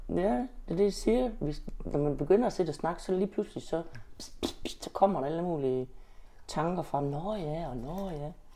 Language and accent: Danish; Denmark; jeg har da altid været 100% dansker